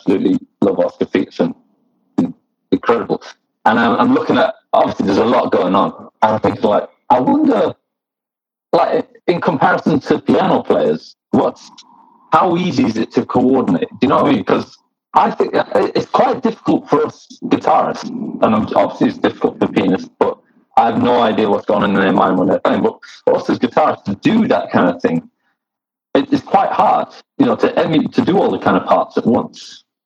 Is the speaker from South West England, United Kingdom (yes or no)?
no; Manchester, North West England, United Kingdom; I've been in bands growing up in Manchester